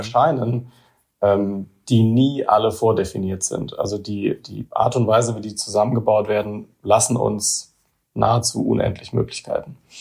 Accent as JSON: {"language": "German", "area": "near Heidelberg", "region": "Baden-Württemberg", "country": "Germany", "also_born_or_lived": "Karlsruhe", "moved": "yes", "said": "ich bin selber auch kein Saarländer. Ich bin jetzt, äh, ich komme aus der Nähe von Heidelberg ursprünglich"}